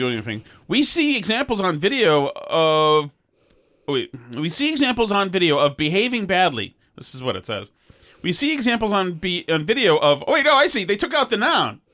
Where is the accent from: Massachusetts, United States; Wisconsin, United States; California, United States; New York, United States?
Massachusetts, United States; Winchester; I'm a kid from Winchester